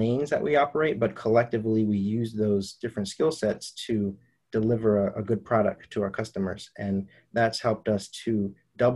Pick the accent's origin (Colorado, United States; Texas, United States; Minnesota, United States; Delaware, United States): Delaware, United States; Wilmington; in the city of Wilmington, Delaware, in a city where I was born and raised